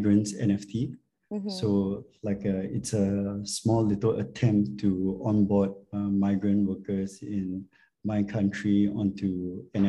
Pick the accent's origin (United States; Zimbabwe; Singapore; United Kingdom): Singapore; I'm from Singapore.